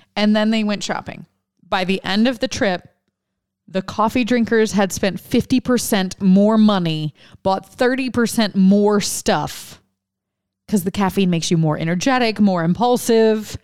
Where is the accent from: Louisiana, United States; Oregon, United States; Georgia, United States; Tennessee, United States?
Louisiana, United States; Lafayette; moved away; I'm from Lafayette